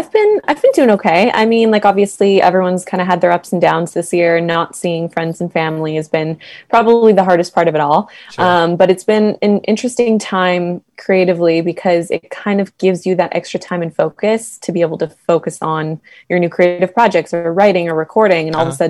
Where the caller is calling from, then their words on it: Toronto, Ontario, Canada; So I'm from Toronto right now.